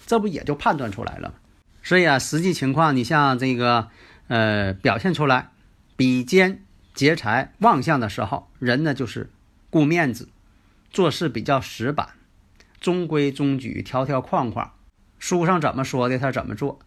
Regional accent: Northeast China, China; accent: Northeastern (Dongbei); 其实呢，我这个东北口音呢，还真挺喜欢了

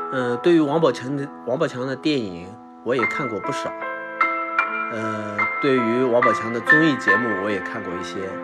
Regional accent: Lüliang Mountains, Shanxi, China; moved away; 我也是从山里面走出来的。我是 吕梁山的人

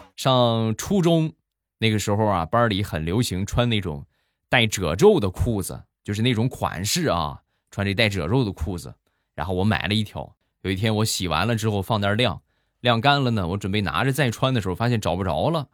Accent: Rizhao, Shandong, China; 我们家乡的特产——日照绿茶

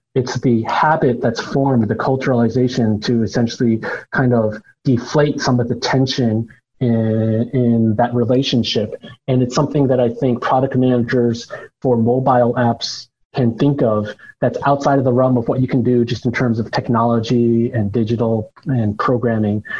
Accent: United States; moved away as an adult; also born or lived in China; I am an American born Chinese, although I had lived in China for quite a while

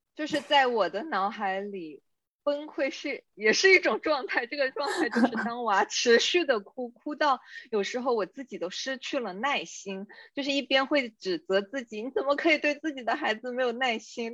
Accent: southern China, China; accent: southern; 作为南方人

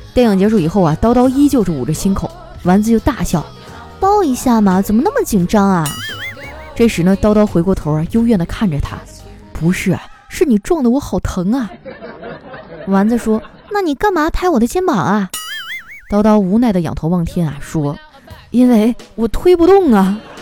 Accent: Harbin, Heilongjiang, China; moved away; 我老家哈尔滨还下雪了呢

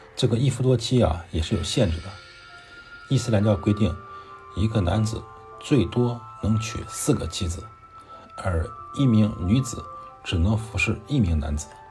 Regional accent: China; moved away as an adult; now in Islamabad, Pakistan; 我一个中国人在咱马路边

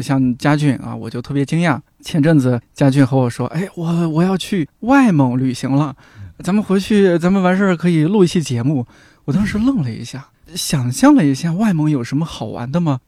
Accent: a small county town in Shanxi, China; moved away; 我们那小县城其实挺安静的，嗯。山西的一个小县城

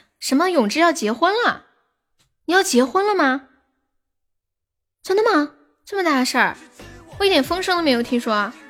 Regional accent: Sichuan, China; 我们四川话有一句话叫“腰房出老辈子”

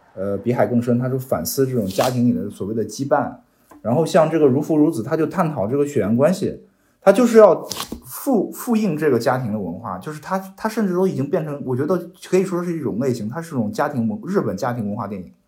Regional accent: China; 作为一个中国人来讲，我是能理解这种困境

